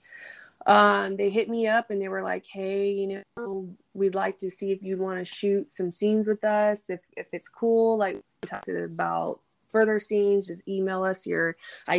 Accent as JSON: {"language": "English", "region": "California", "country": "United States", "tie": "born or raised there", "also_born_or_lived": "Bay Area, California / Georgetown, Texas", "moved": "as an adult", "said": "I grew up in California, and then I was in the Bay Area for 4 years before I moved out there"}